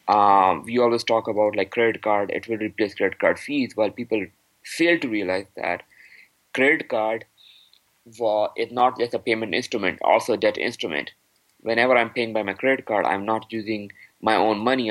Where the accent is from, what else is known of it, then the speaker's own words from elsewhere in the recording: Pakistan; now in Canada; I am from Pakistan